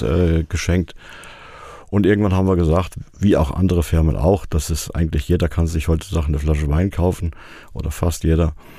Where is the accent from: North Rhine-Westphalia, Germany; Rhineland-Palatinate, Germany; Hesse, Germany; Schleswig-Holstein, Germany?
Hesse, Germany; Fulda; also born or lived in Harsefeld, Lower Saxony / Austria / Rhine-Main area; Geboren wurde ich in Harsefeld, Kreis Stade, also nicht in Fulda. Bin aber in Fulda, genauer gesagt in Heimbach, aufgewachsen.